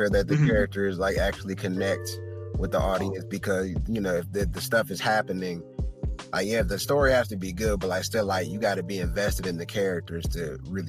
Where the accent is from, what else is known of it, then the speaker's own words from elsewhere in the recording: Detroit, Michigan, United States; I'm a kid from Detroit.